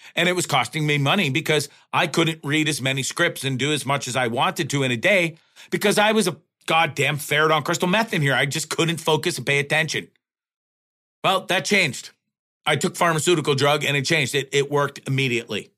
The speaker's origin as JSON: {"language": "English", "country": "Canada", "said": "as a Canadian and a Canadian citizen"}